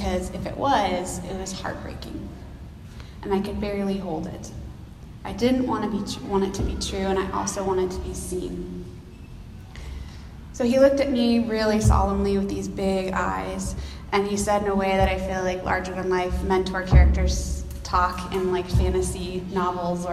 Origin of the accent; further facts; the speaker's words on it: Texas, United States; moved away as an adult; now in Seattle, United States; I'm originally from Texas, if y'all can tell from the y'alls that I keep using